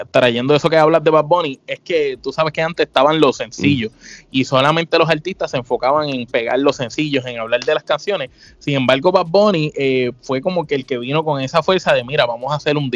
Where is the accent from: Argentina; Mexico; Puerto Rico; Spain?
Puerto Rico; San Juan; Nosotros somos dos boricuas del viejo San Juan, de pura cepa, ya tú sabes, yo estoy en Puerto Rico, … está en Florida.